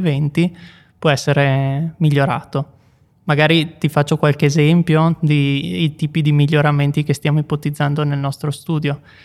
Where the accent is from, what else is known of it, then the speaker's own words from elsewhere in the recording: Veneto, Italy; now in Bolzano, Italy; i luoghi da cui vengo io del Veneto